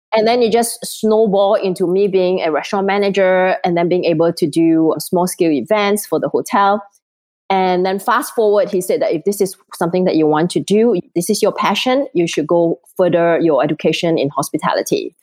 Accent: Singapore; moved away; I'm originally from Singapore

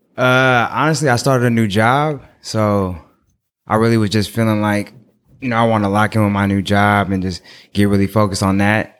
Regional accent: Oakland, California, United States; I'm from Oakland

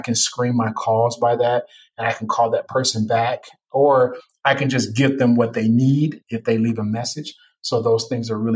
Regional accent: Chicago, Illinois, United States; me being a Chicagoan

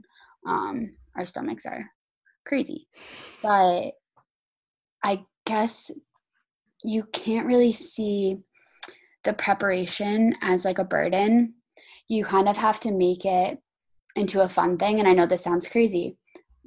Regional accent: New Jersey, United States; moved away; growing up in New Jersey

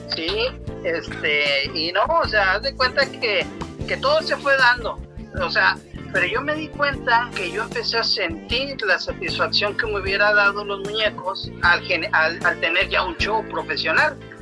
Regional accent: Ciudad Victoria, Tamaulipas, Mexico; nosotros somos de Ciudad Victoria, Tamaulipas

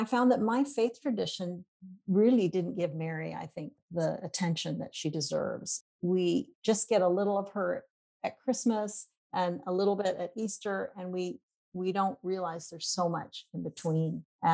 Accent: Papua New Guinea; also born or lived in Indonesia; I am a missionary kid myself. I grew up in Papua New Guinea, and then my husband and I served in Indonesia for 12 years.

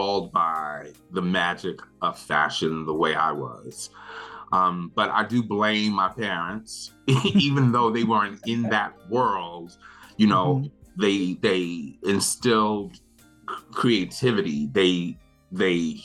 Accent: New York City, New York, United States; now in Brooklyn, United States; I grew up in Queens, Laurelton, Queens, to be exact

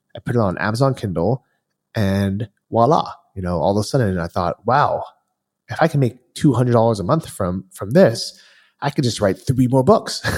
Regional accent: California, United States; moved away as an adult; I grew up in California

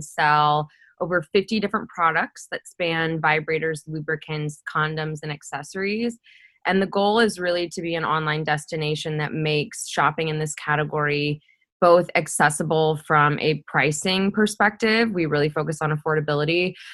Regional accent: Midwest, United States; my hometown in the Midwest here in the States

